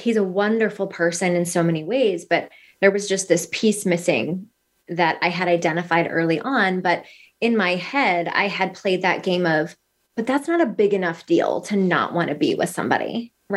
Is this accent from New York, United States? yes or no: no; Northern Minnesota, United States; moved away as an adult; now in Arizona, United States; I am originally from Northern Minnesota. I've lived in Arizona for the past almost 12 years